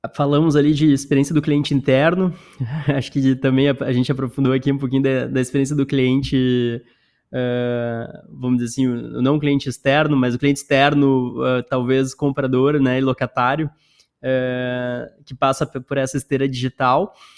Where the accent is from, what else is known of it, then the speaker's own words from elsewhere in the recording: Porto Alegre, Rio Grande do Sul, Brazil; moved away; eu sou gaúcho também, sou de Porto Alegre